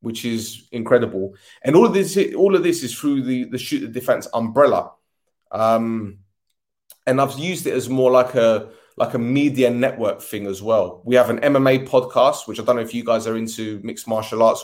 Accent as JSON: {"language": "English", "region": "London", "country": "United Kingdom", "tie": "born or raised there", "said": "I was born in Edmonton, North London"}